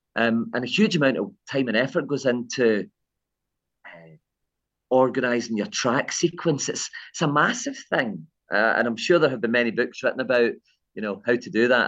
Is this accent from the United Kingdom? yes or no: yes; Kilmarnock, Scotland, United Kingdom; my early days growing up in Kilmarnock